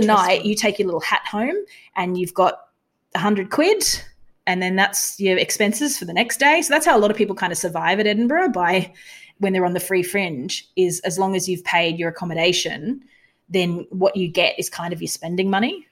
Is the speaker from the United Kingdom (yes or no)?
no; Australia; we're from Australia.